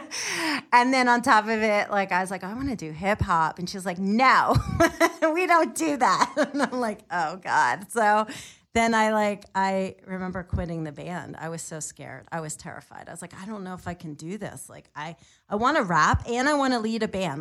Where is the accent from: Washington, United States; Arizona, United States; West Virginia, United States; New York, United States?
New York, United States; moved away as an adult; also born or lived in Pennsylvania; now in California, United States; I'm from New York